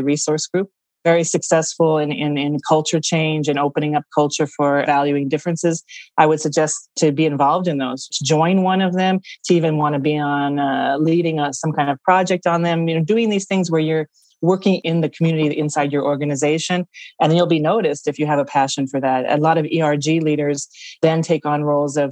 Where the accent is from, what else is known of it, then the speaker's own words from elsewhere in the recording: United States; accent: American; moved away as an adult; also born or lived in Australia; now in Parma, Italy; your audience can tell from the accent I'm American. I'm living here in Italy, in Parma, Italy